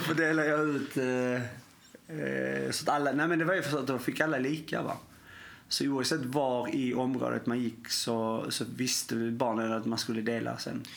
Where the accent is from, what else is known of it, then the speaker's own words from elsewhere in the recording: Sweden; jag är ju svensk